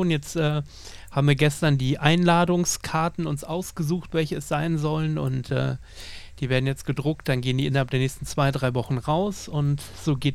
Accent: Lower Saxony, Germany; born there; Ich bin ja Ostfriese gebürtig, gebürtig komme ja gar nicht aus Ostbayern, bin erst vor sechs Jahren hergezogen.

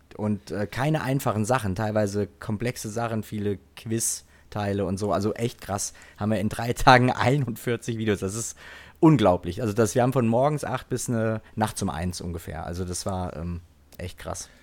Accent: home village near Dillenburg, Hesse, Germany; war am Bahnhof in Dillenburg in Hessen. Das war so zehn Kilometer, zwölf Kilometer von meinem Heimatdorf entfernt

